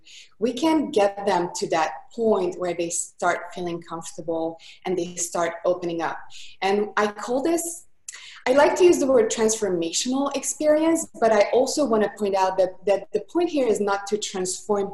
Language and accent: English; Budapest, Hungary; accent: thick accent; English is a second language; now in Costa Mesa, United States; I am from Budapest, Hungary. That's why the thick accent is from.